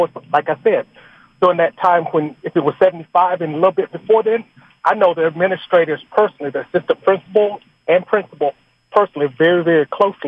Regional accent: Gainesville, Georgia, United States; now in Snellville, United States; Not much. I'm from Gainesville and everything like that, and I got out of school in 81

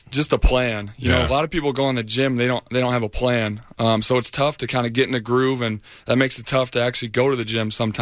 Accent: Michigan, United States; moved away as an adult; now in Tampa, United States; I'm from Michigan

